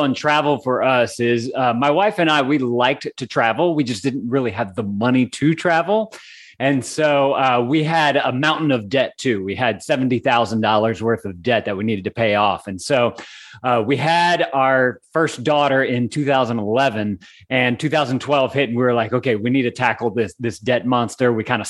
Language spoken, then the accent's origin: English; Lafayette, Louisiana, United States; I am. I was born and raised in Lafayette.